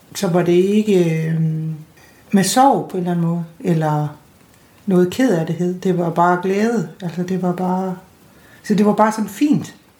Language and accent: Danish; North Jutland, North Denmark Region, Denmark; nu er jeg sådan nordjyde